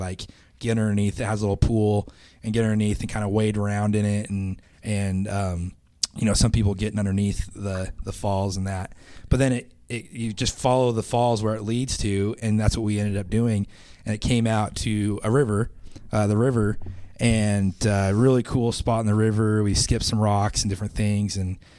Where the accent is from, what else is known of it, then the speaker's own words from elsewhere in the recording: Idaho, United States; I come from Idaho